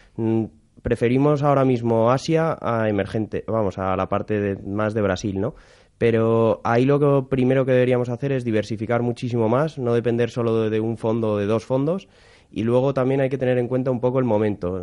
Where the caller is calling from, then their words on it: Madrid, Community of Madrid, Spain; llamo desde Madrid.